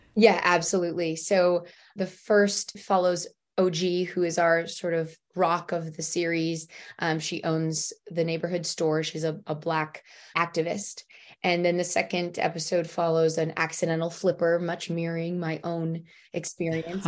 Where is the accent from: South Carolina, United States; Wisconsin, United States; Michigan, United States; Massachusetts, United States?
Michigan, United States; moved away as an adult; also born or lived in Detroit / New York City / Los Angeles; I'm from Michigan, and I went to school in Detroit, and basically became an adult i, in Detroit